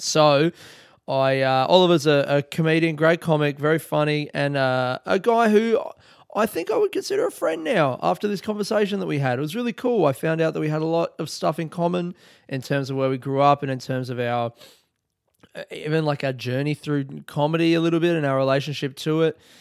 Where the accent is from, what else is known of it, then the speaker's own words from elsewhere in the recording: Adelaide, South Australia, Australia; I grew up in Adelaide